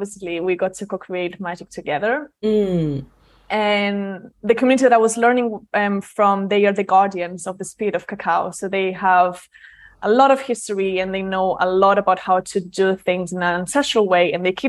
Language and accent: English; Barcelona, Catalonia, Spain; born there; also born or lived in London; Like, I was born in Barcelona, moved to London, so big city.